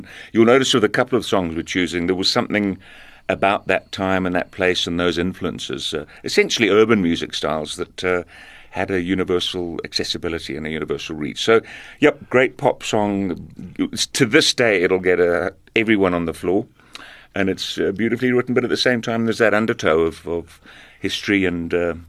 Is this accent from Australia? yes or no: no; Zambia; born there; I was born in Zambia, and I did grow up listening to some of the songs that we're going to hear now.